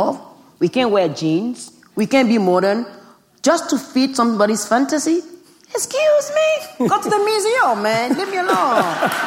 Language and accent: English; Benin; English is a second language; moved away; growing up in Benin